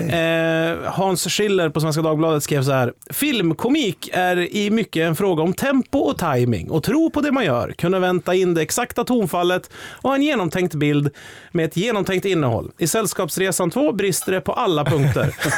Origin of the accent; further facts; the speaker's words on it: Sveg, Jämtland, Sweden; jag växte upp i Sveg